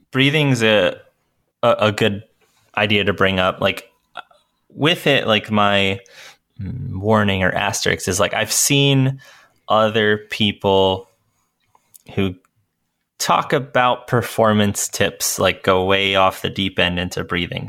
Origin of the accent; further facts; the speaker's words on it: Northeast, United States; I grew up in the Northeast